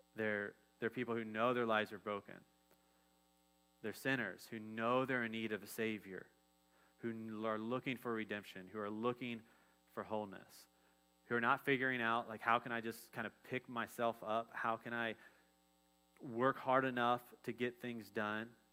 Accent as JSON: {"language": "English", "town": "Dayton", "region": "Ohio", "country": "United States", "said": "I'm from Ohio. I'm from Dayton, so like we're all about the Wright brothers"}